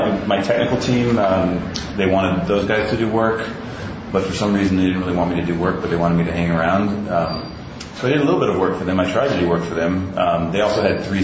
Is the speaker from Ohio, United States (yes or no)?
yes; Ohio, United States; moved away as an adult; now in New York City, United States; I grew up in Ohio, and I moved to New York to go to college, and I've been in New York for about 15 years now